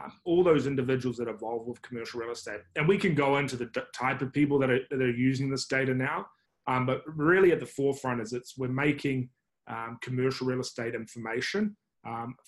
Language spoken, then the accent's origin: English; New Zealand; now in United States; you can probably judge by my accent. I'm not from the States, I'm from New Zealand originally.